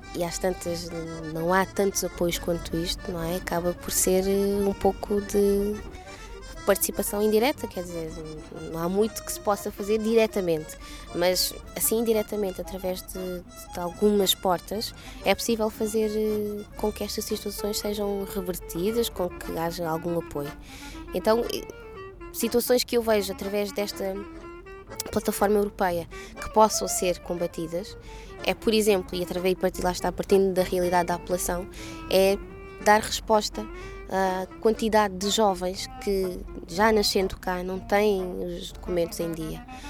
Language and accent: Portuguese; Portugal; Nasci em Portugal realmente, mas nem sempre tive os documentos de, eh, de portuguesa